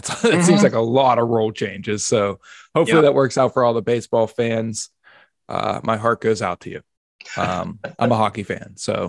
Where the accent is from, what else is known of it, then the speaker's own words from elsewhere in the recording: Pittsburgh, Pennsylvania, United States; I grew up in Pittsburgh.